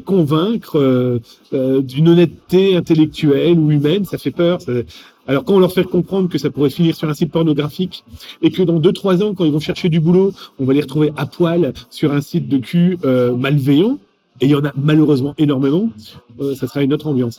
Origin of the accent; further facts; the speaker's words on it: France; accent: French; mon accent français